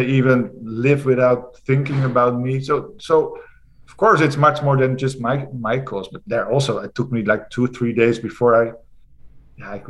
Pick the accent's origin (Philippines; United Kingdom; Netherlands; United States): Netherlands; I'm from the Netherlands.